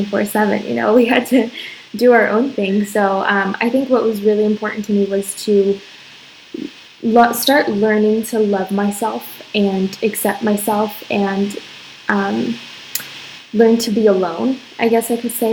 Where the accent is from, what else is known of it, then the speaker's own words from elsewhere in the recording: Arizona, United States; moved away as an adult; now in Dominican Republic; I'm from Arizona, and I met my husband in Arizona